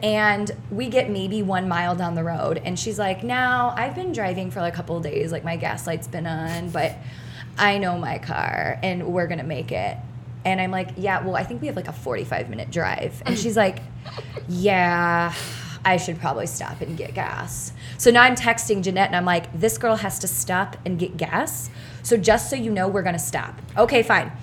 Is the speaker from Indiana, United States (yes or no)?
yes; Indiana, United States; I'm from Indiana